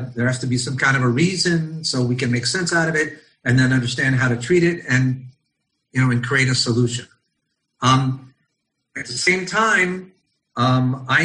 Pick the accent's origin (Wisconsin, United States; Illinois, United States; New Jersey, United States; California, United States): California, United States; Los Angeles; accent: American; moved away as an adult; now in Israel; I grew up in Los Angeles in the Valley at Temple Judea and Tarzana.